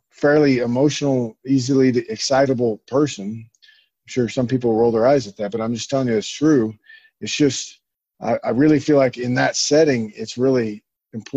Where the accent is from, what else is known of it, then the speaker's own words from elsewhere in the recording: Oklahoma, United States; moved away; I grew up in Oklahoma, which is a long ways away from the ocean.